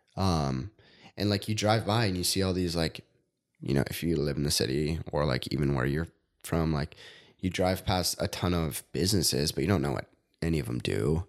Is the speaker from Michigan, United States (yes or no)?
no; Rosemount, Minnesota, United States; I grew up in Rosemount, which is half hour south of here.